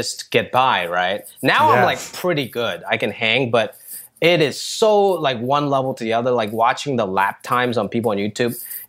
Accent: Hong Kong; moved away; I grew up in Hong Kong

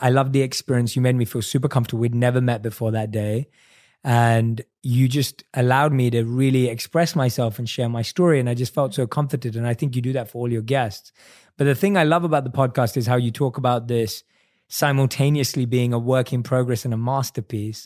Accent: London, United Kingdom; growing up in London

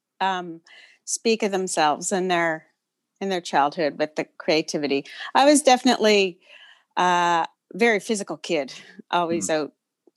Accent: Milford, Nova Scotia, Canada; also born or lived in Cape Breton / Tantallon / Shubenacadie; I was born in Cape Breton and then moved to the mainland when I was about 3 or 4. We had a short stint in Tantallon before my parents bought a house in Milford

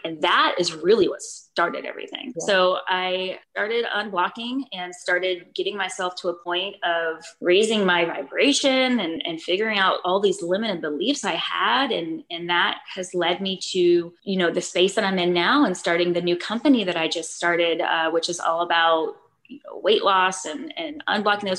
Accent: Florida, United States; moved away as an adult; now in Austin, United States; I'm from Florida originally

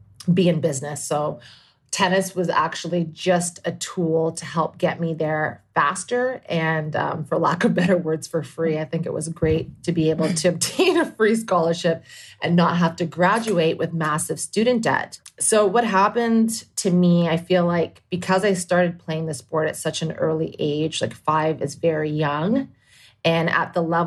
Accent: Toronto, Ontario, Canada; moved away as an adult; also born or lived in Indiana / Washington, D.C.; So growing up in Toronto, which is obviously kind of a cultural melting pot

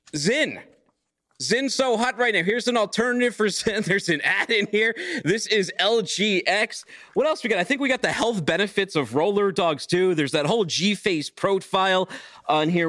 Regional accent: Chattanooga, Tennessee, United States; out here in Chattanooga, my hometown.

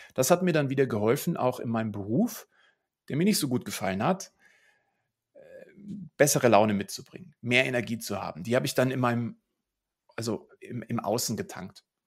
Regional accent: Munich, Bavaria, Germany; ich bin hier in München groß geworden

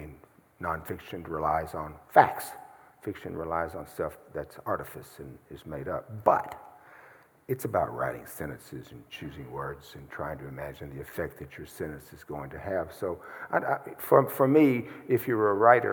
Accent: Mississippi, United States; moved away as an adult; also born or lived in Michigan; I am from Mississippi

